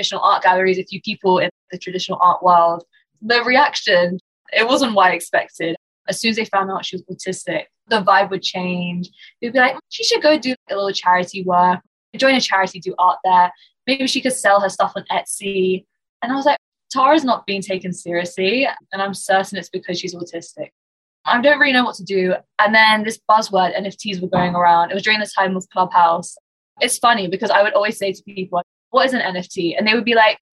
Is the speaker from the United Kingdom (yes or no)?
yes; London, United Kingdom; I'm born and raised in London, UK. I'm Iranian, but born here and lived here, went to school here, university, and haven't ventured much further away.